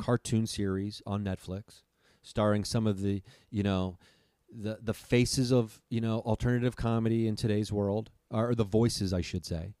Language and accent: English; Dayton, Ohio, United States; my hometown, Dayton, Ohio